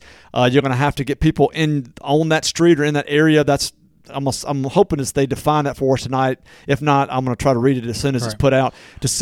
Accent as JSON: {"language": "English", "town": "Natchez", "region": "Mississippi", "country": "United States", "tie": "born or raised there", "moved": "yes", "said": "It's my hometown"}